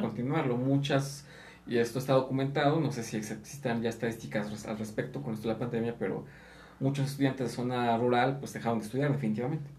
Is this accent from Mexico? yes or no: yes; Mexico; Aquí en México muchas veces nos ofendemos